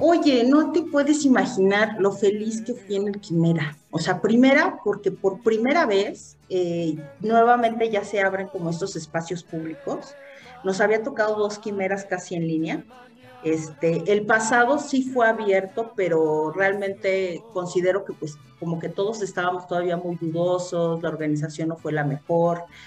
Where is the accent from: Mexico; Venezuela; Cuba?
Mexico; Toluca, State of Mexico; aquí en el Estado de México, de donde yo soy, de para Toluca